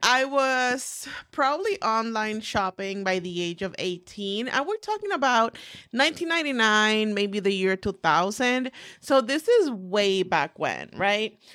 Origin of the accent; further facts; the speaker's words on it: Puerto Rico; moved away as an adult; now in United States; I was born and raised in the beautiful island of Puerto Rico.